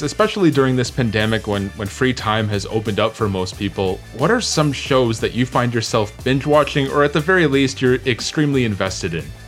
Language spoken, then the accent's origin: English; Toronto, Ontario, Canada; I myself was born and raised in Scarborough